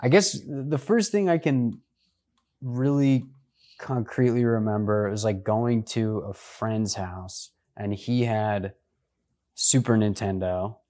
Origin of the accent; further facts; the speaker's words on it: Washington, District of Columbia, United States; I grew up in the D C area